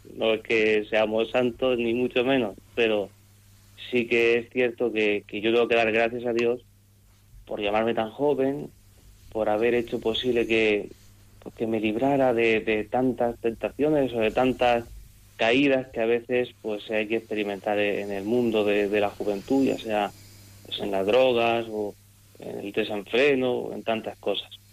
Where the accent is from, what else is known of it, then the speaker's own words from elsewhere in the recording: Monteagudo, Region of Murcia, Spain; De la huerta de Murcia, de ese pueblo de Monteagudo